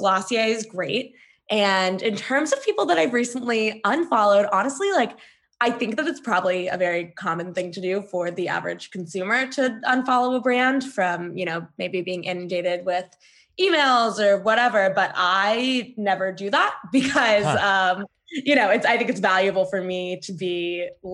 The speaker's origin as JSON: {"language": "English", "town": "Middleburg", "region": "Virginia", "country": "United States", "tie": "born or raised there", "also_born_or_lived": "Boston", "moved": "as an adult", "lives_now": "New York City, United States", "said": "I technically live in New York City, but I've been in my hometown of Middleburg, Virginia"}